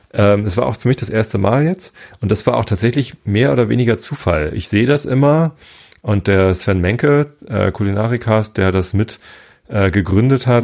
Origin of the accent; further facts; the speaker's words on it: Hamburg, Germany; ich bin Hamburger, ich bleibe Hamburger, mich kriegt man hier irgendwie nicht weg